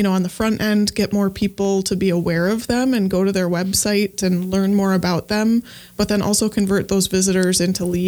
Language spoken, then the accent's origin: English; Evansville, Wisconsin, United States; I grew up in a small town called Evansville here in Wisconsin. Grew up on a farm